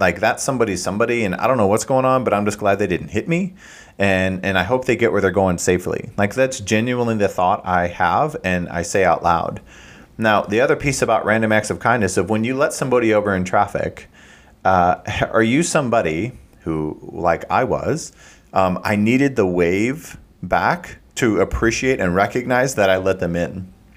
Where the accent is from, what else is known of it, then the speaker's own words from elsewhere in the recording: Midwest, United States; I'm from the Midwest